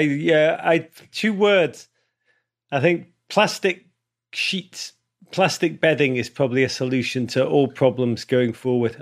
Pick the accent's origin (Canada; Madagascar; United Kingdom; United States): United Kingdom; Liverpool, North West England; I grew up in Liverpool